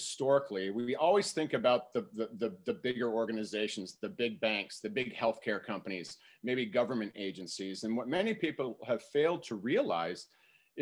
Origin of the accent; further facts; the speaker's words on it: Minneapolis, Minnesota, United States; moved away as an adult; also born or lived in Madison, Wisconsin; I'm originally from Minneapolis, Minnesota. I still reside in Minneapolis